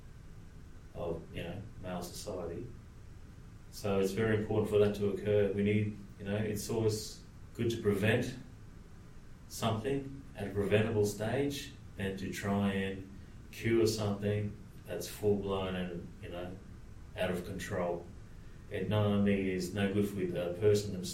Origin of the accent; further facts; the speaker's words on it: Cairns, Queensland, Australia; I'm a Torres Strait Islander. I'm born and bred in Cairns, far north Queensland.